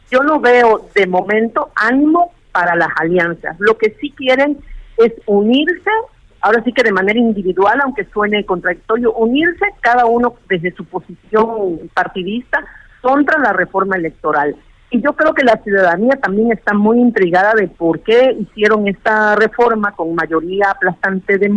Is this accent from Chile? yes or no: no; Veracruz, Mexico; como buena veracruzana que es, que somos